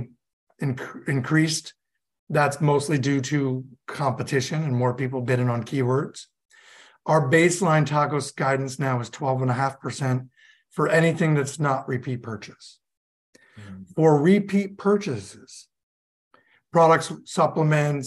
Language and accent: English; Hudson Valley, upstate New York, United States; moved away as an adult; also born or lived in North Carolina / Utah / Boston; now in South Carolina, United States; I grew up in upstate New York in the Hudson Valley